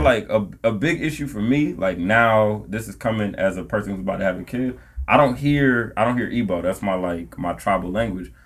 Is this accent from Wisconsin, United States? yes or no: yes; Milwaukee, Wisconsin, United States; also born or lived in Nigeria